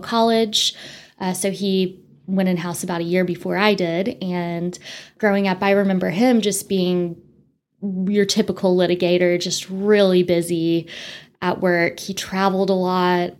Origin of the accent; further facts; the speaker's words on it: Amarillo, Texas, United States; also born or lived in Winston-Salem, North Carolina; I actually was born and raised in Amarillo